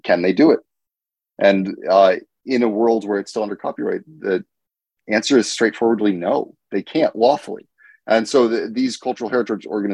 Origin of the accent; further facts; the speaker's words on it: United States; I'm from the United States